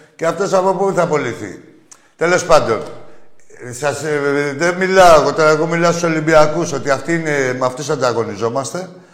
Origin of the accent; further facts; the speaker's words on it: Piraeus, Attica, Greece; από τον Πειραιά και δουλεύω στο λιμάνι